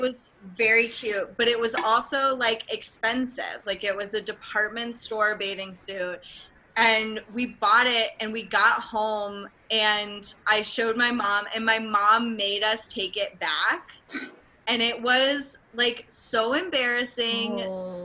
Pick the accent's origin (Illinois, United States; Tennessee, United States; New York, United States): Tennessee, United States; I'm also from Tennessee, um, which is abstinence only